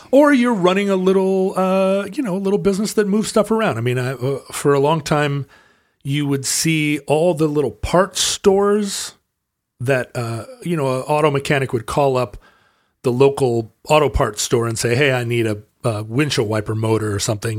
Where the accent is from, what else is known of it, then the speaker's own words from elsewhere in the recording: United States; I'm an American person